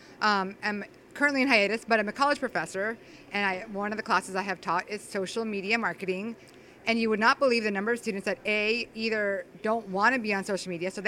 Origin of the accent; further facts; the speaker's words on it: Los Angeles, California, United States; moved away as an adult; also born or lived in Huntington Beach, California; now in Arizona, United States; Born and raised in Los Angeles, California.